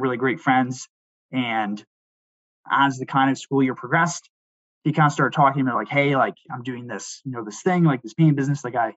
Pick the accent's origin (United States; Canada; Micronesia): Canada; Port Perry, Ontario; I'd grown up, so my hometown is Port Perry, and big farming community